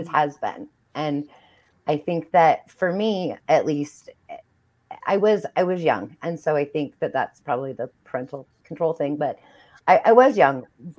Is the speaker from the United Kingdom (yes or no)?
no; Oregon, United States; We would visit, but I was from a rural part of Oregon.